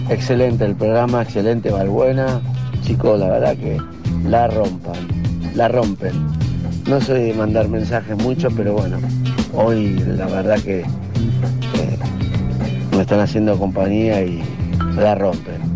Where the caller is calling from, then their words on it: Palomar, Buenos Aires Province, Argentina; de Palomar, taxista.